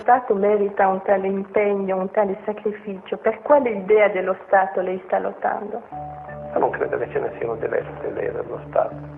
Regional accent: Sicily, Italy; Io sono siciliano

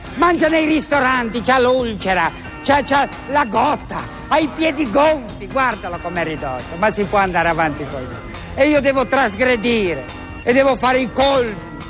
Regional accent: 50 km from Sanremo, Liguria, Italy; io sono nato a 50 km

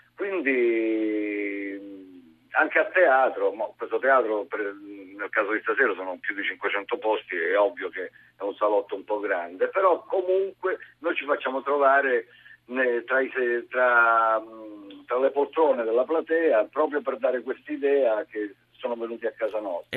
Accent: Basilicata, Italy; un, un non nascosto amore per la mia zona

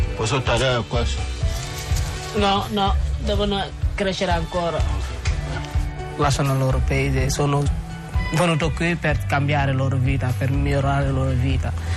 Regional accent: Senegal; moved away as an adult; now in Italy; vengo dal Senegal. Sono arrivato in Italia a settembre duemilatredici

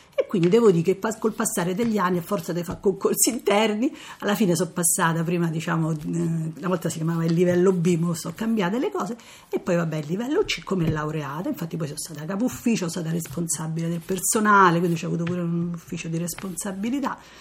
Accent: Rome, Lazio, Italy; sono da Roma

